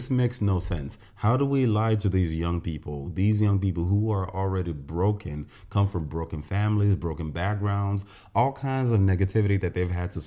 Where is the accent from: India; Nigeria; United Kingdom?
Nigeria; As a Nigerian